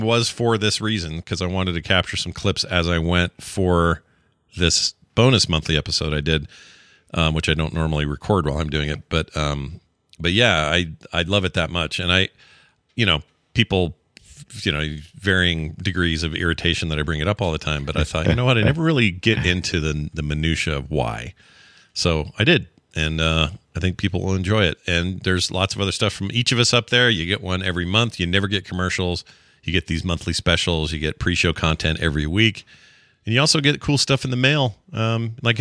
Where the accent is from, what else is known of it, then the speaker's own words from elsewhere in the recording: Utah, United States; where I live in my home state of Utah